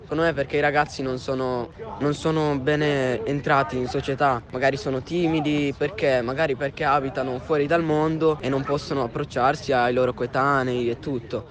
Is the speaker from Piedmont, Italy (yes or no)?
yes; Rivalta di Torino, Piedmont, Italy; vengo da Rivalta